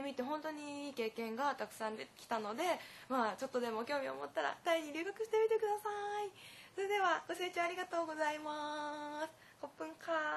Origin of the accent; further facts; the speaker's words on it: Japan; 私も日本人としてそういうことを教えるのは楽しかったです